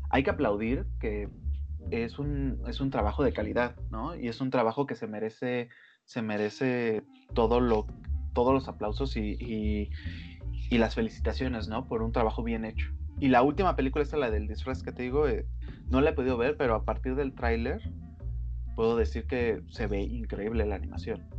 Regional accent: Mexico

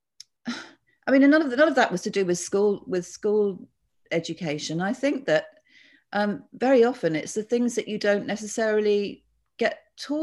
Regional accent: Bath, South West England, United Kingdom; I was brought up in Bath

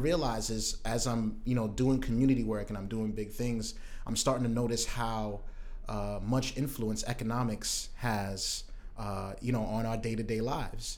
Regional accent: New York City, New York, United States; also born or lived in Brooklyn; I am from Southeast Queens. I was born in Brooklyn, but was raised in Southeast Queens

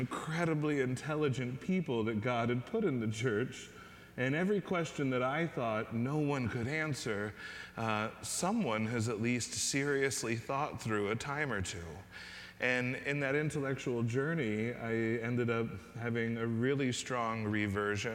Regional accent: Mexico, Missouri, United States; I was raised in Mexico, Missouri, tiny little town in Missouri

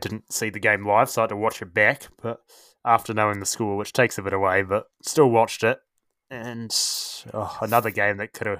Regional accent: New Zealand; even as a Kiwi

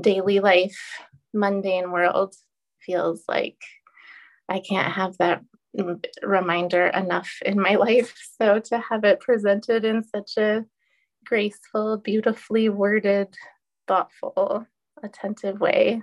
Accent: Portland, United States; moved away; I'm from Portland

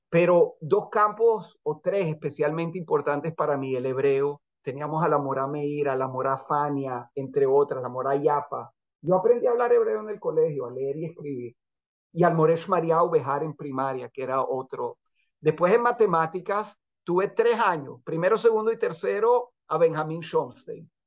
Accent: Venezuela; moved away as an adult; also born or lived in Chile; now in Israel; estuvimos contentos de haber crecido en Venezuela y no en Chile

